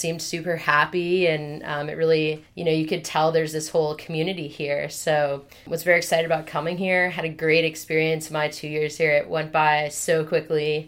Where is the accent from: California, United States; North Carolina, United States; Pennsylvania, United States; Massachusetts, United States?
Massachusetts, United States; Boston; moved away as an adult; also born or lived in St Andrews, Scotland / New York; I grew up in Boston